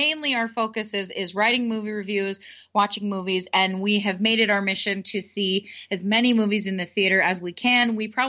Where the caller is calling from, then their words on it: San Diego, California, United States; We are hailing from San Diego, California, all the way in sunny United States of America.